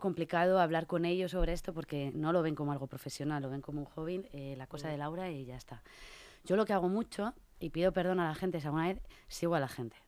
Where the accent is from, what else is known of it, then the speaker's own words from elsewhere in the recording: Burgos, Castile and León, Spain; now in Madrid, Spain; yo soy de Burgos